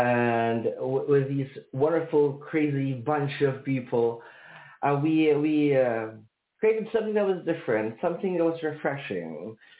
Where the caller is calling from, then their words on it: Manila, Metro Manila, Philippines; I am calling across the ocean. I'm calling from Manila, Philippines, or in English, the Philippines.